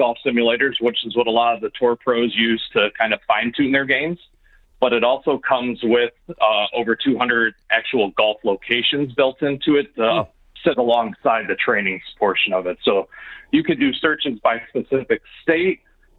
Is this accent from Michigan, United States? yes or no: yes; Michigan, United States; also born or lived in California; I grew up in Michigan. I went to college out in California, but came back home